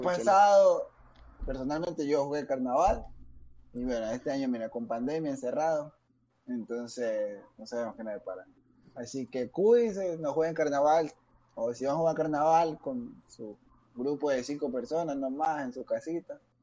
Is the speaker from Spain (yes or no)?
no; Ecuadorian coast, Ecuador; como uno costeño